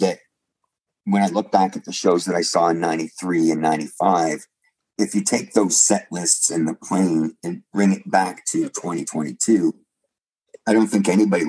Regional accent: Canada; So see, this is where being a Canadian fan and being somebody that was, you know, reticent about saying no to hopping in a car

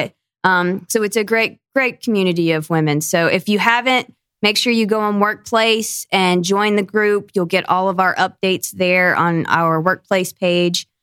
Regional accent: Northwest Georgia, United States; also born or lived in Tennessee; I grew up in Northwest Georgia, up in the mountains, right along the Tennessee Georgia line

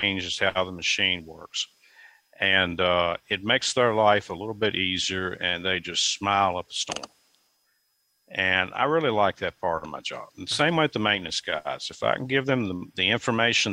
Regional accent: Bells Valley, Virginia, United States; also born or lived in Goshen, Virginia; I grew up in Bells Valley, which is a little bit north of Goshen, and I went through Rockbridge County's public schools

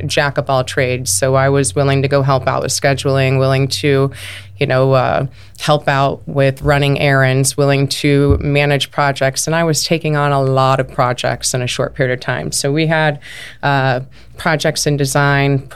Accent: Iowa, United States; moved away as an adult; now in Arizona, United States; I'm actually from Iowa

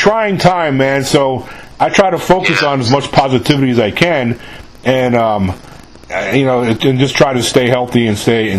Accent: New York, United States; now in Mississippi, United States; I'm from New York originally, but I live in the South now. I've lived down here in Mississippi for 21 years

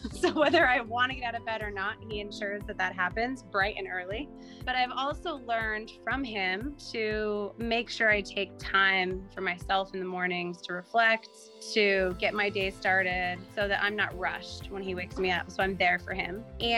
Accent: Utah, United States; I grew up in Utah

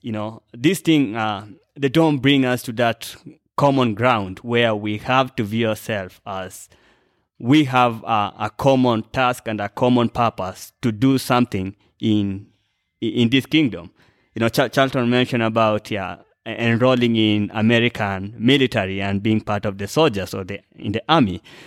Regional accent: Kenya; I'm a Kenyan

